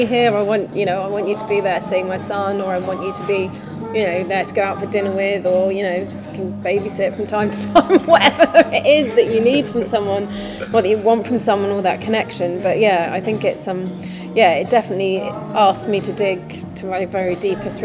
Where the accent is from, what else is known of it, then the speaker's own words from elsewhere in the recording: United Kingdom; also born or lived in Birmingham / San Francisco; now in London, United Kingdom; I grew up just outside London, was in Birmingham for a bit, in San Francisco for a bit